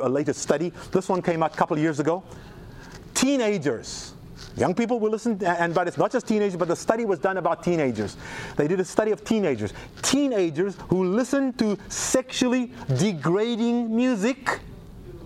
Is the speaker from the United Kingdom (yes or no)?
no; South Africa; now in United States; it's my home country